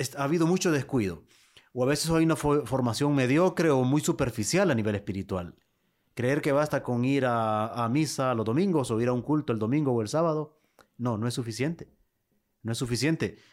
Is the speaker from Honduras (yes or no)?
yes; Lepaterique, Francisco Morazán, Honduras; mi pueblo, en Lepaterí